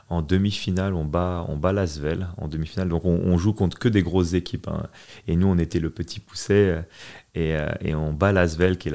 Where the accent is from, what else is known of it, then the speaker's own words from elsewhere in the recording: France; Et, surtout en grandissant en France, euh, mon père, il voulait être sûr que, que je sois prêt.